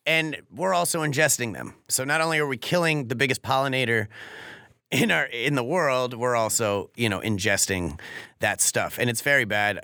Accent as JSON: {"language": "English", "town": "Norwalk", "region": "Connecticut", "country": "United States", "tie": "born or raised there", "also_born_or_lived": "California", "moved": "as an adult", "said": "my hometown of Norwalk"}